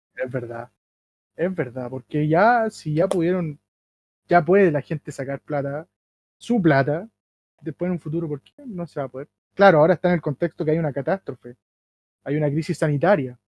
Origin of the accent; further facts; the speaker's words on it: Chile; Nosotros como chilenos